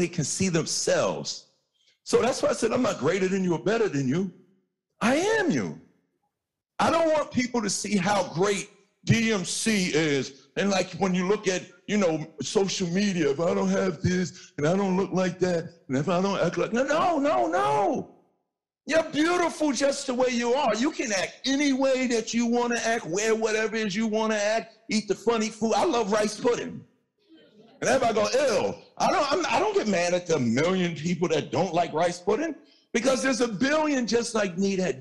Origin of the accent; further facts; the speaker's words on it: New York City, New York, United States; I'm light skinned from Hollis, Queens